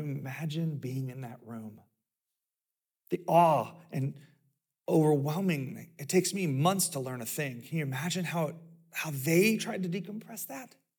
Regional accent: the South, United States; I grew up in the South

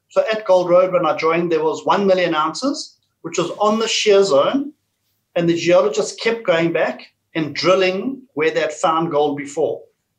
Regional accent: South Africa; moved away as an adult; now in Perth, Australia; I'm from South Africa originally, got into the gold mining industry with the South African gold mining industry, moved to Australia and had fun ever since in the industry here.

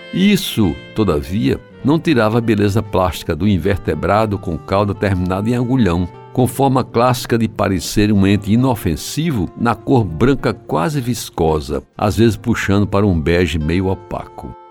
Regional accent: João Pessoa, Paraíba, Brazil; quando abri os olhos para o mundo, na casa número 508 da antiga Rua da Concórdia, em Jaguaribe

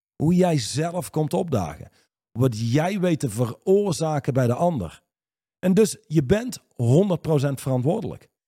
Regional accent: Reusel, North Brabant, Netherlands; in Reuzel, waar ik opgegroeid ben

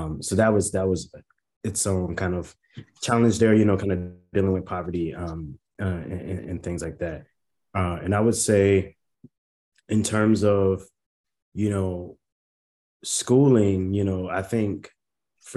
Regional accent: Fort Lauderdale, Florida, United States; born in Fort Lauderdale, Florida, born and raised in Broward County.

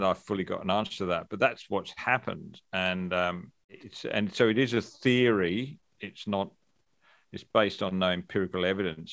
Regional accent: England, United Kingdom; now in Australia; I grew up in England

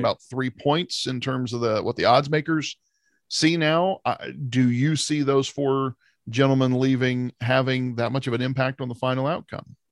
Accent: Ohio, United States; we're from Ohio.

